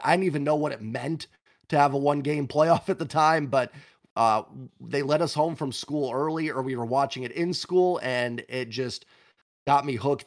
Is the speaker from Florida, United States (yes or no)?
no; Washington, United States; I was growing up in Washington